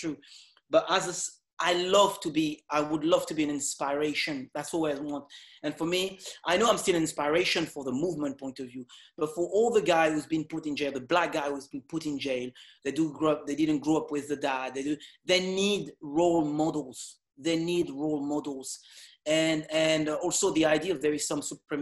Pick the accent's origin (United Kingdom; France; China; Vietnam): France; Évry, Île-de-France; English is a second language; moved away; also born or lived in Caribbean; I'm not from America. I'm from France.